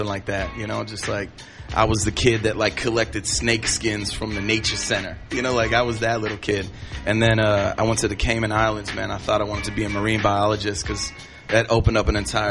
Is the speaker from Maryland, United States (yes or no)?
no; Cleveland, Ohio, United States; now in Manhattan, United States; I grew up in Cleveland, born and raised in Cleveland